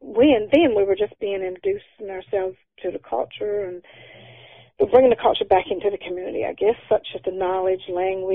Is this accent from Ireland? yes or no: no; Burgeo, Newfoundland and Labrador, Canada; growing up in Burgio.